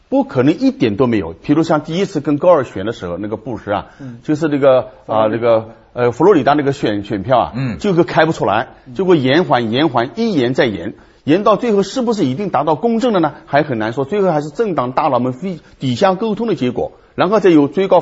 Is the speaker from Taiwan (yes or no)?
no; China; 从我们中国人看起来，你算不了什么英雄，是吧？